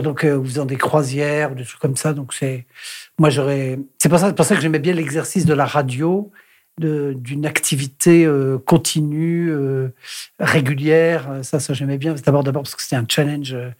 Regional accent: Paris, Île-de-France, France; also born or lived in Brittany; pour la famille, euh, je suis un Parisien, je suis pas un Breton.

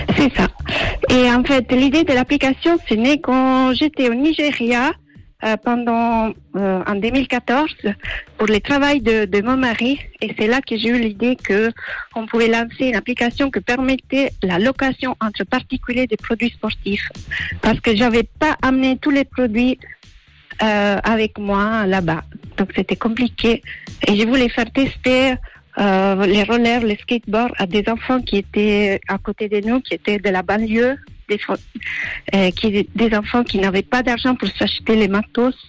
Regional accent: Sardinia, Italy; French is a second language; moved away; je viens d'Italie, Sardaigne exactement

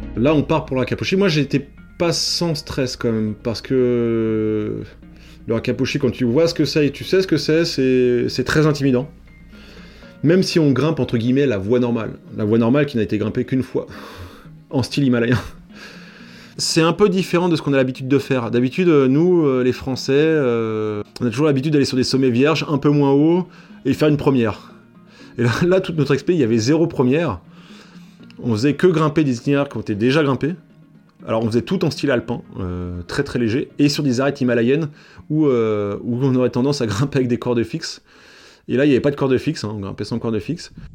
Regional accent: Paris, Île-de-France, France; now in Servoz, France; je suis originaire de Paris

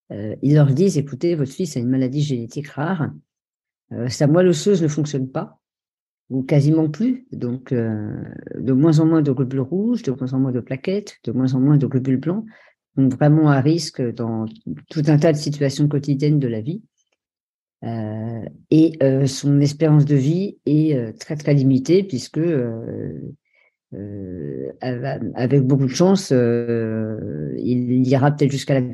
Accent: Norway; born there; je suis né en Norvège dans une famille euh, tout à fait euh, euh, classique

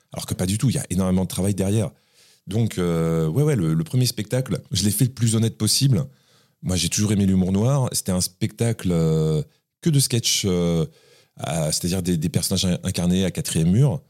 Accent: Morangis, Île-de-France, France; also born or lived in Paris (15th arrondissement); j'ai grandi dans l'Essonne dans une petite ville euh, pas très active, euh, une ville pavillonnaire, une ville un peu dortoir, qui s'appelle Morangis

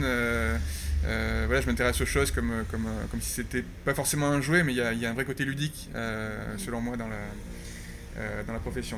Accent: Landes, Nouvelle-Aquitaine, France; born or raised there; also born or lived in Canada / Norway; now in Paris, France

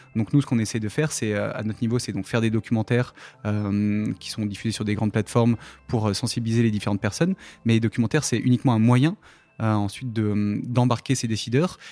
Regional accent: Saint-Paul-de-Varces, Auvergne-Rhône-Alpes, France; also born or lived in Saint-Hilaire-du-Touvet; Je suis né dans, à Saint-Paul-de-Vars, donc euh, le petit village qui est au, sud de Grenoble, dans le Vercors

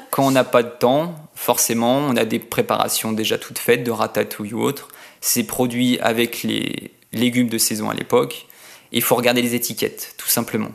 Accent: Annecy, Auvergne-Rhône-Alpes, France; je viens de d'Annecy

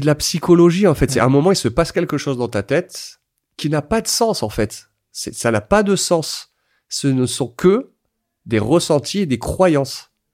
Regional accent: France; quand on est français

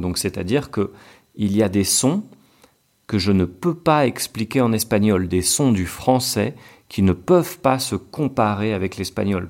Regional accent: France; accent: French; now in Colombia; Moi, quand je parle en espagnol, j'ai un accent français qui est très marqué

